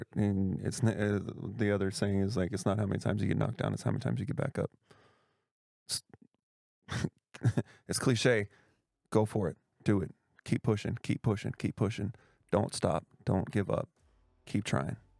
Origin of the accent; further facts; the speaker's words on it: Tacoma, Washington, United States; moved away as an adult; also born or lived in Europe / Florida / Georgia / Arizona; I was that guy that didn't wanna leave his hometown when I'm from Tacoma, Washington